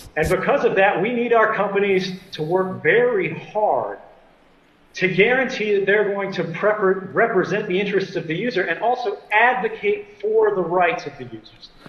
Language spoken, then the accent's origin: English; United States; I'm an American and I'm a citizen